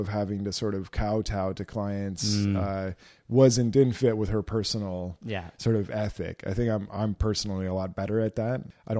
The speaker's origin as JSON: {"language": "English", "region": "Ontario", "country": "Canada", "tie": "born or raised there", "also_born_or_lived": "Edmonton, Alberta", "said": "around a lot, and she was a single mom, and we moved from Edmonton to Ontario."}